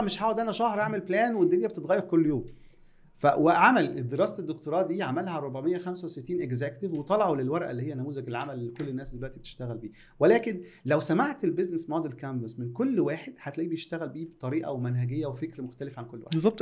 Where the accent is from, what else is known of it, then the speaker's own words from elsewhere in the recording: Egypt; عندنا في مصر